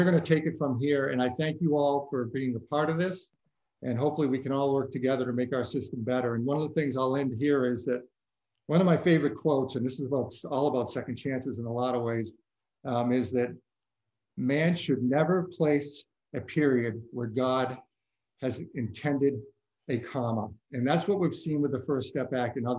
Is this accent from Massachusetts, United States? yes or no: yes; Worcester, Massachusetts, United States; I grew up in Worcester, Massachusetts